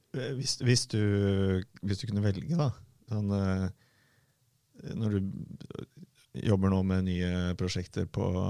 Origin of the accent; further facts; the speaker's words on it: Fredrikstad, Østfold, Norway; både du og jeg har vokst opp på Selbakk